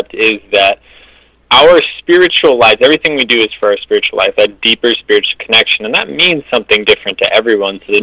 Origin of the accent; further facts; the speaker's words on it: California, United States; also born or lived in Ann Arbor, Michigan; I was born in Ann Arbor. I moved out to California when I was 5, so I've spent the majority of my life in California